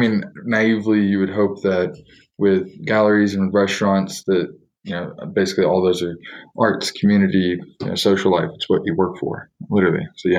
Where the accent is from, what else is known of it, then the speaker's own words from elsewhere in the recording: Texas, United States; now in Colorado, United States; I'm from Texas, so we don't, you know, we're a little different with the whole thing. I live in Colorado